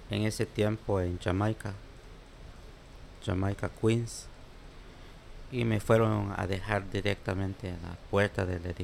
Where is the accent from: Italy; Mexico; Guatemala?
Guatemala; now in New York, United States; Los, compañeros míos que salimos de Guatemala éramos tres del mismo pueblo.